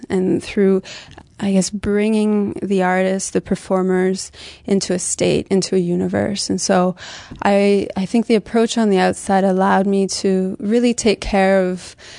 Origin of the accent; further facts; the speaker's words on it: London, Ontario, Canada; now in Montreal, Canada; I'm from London, Ontario. I've been in Montreal, it's 10 years now